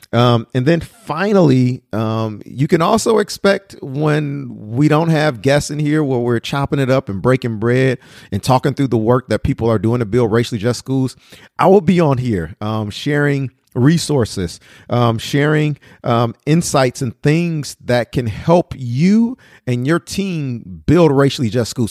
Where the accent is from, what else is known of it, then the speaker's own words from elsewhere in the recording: Detroit, Michigan, United States; moved away; also born or lived in Madison, Wisconsin; I was a child growing up in Detroit